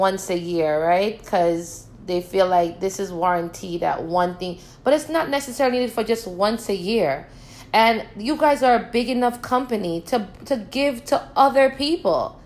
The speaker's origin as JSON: {"language": "English", "country": "Jamaica", "tie": "born or raised there", "moved": "yes", "said": "Growing up in Jamaica"}